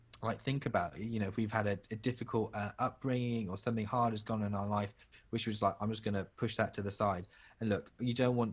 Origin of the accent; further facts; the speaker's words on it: United Kingdom; when we're born here and like we're the children of our like parents who have immigrated, we occupy like this weird space of like being British Asian, and that we both have a British aspect of our identity and an Asian aspect of our identity.